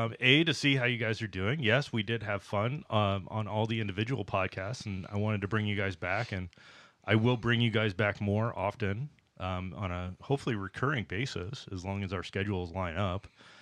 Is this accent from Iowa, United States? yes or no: no; Nebraska, United States; So it's like I grew up in Nebraska for the most part.